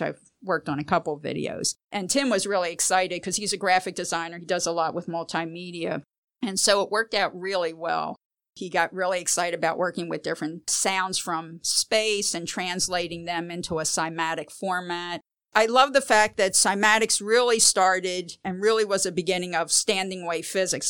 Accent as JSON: {"language": "English", "town": "Philadelphia", "region": "Pennsylvania", "country": "United States", "tie": "born or raised there", "said": "I grew up in Philadelphia"}